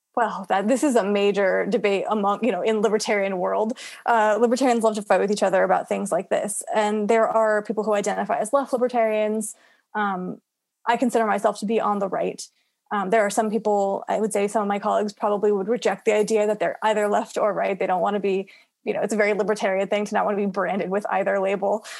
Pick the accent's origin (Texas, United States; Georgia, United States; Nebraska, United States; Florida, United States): Florida, United States; my home state of Florida